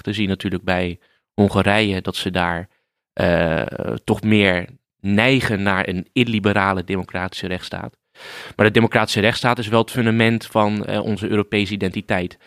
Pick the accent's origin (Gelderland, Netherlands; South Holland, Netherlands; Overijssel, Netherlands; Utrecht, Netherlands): South Holland, Netherlands; Rotterdam; Ik kom uit eh, Rotterdam, dus ik voel me een Rotterdammer